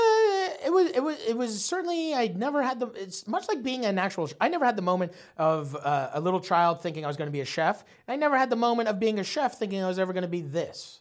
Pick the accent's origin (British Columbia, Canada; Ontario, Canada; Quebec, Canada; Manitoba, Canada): Ontario, Canada; St. Thomas; also born or lived in Nova Scotia; we moved from Nova Scotia to fucking Saint Thomas, Ontario